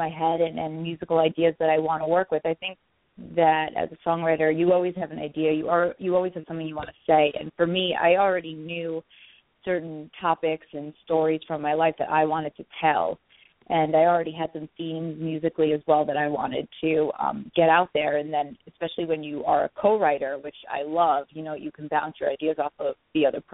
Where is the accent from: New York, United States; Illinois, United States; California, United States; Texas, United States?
New York, United States; I'm from New York, so this is my home